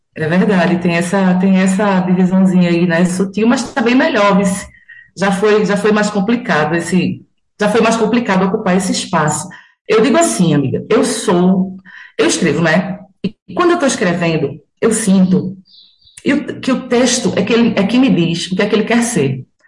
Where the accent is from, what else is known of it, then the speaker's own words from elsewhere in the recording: Carpina, Pernambuco, Brazil; also born or lived in Recife; eu moro aqui desde criança